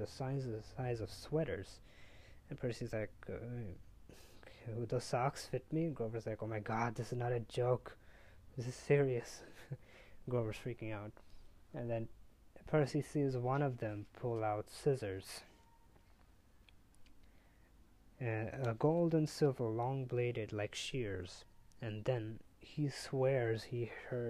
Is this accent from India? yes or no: yes; India; I'm from India.